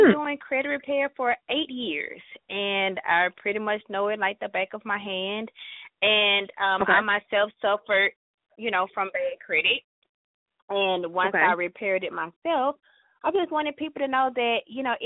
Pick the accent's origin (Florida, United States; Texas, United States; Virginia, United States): Texas, United States; Dallas; I'm born and raised in Dallas all my life